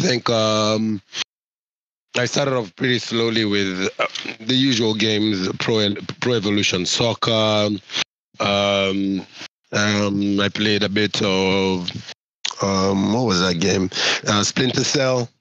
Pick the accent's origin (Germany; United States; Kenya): Kenya; I'm from Kenya